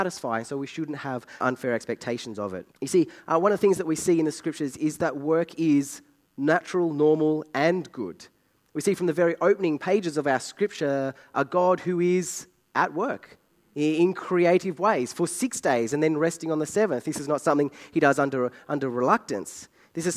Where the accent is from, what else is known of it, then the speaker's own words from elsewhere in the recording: Australia; I'm Australian.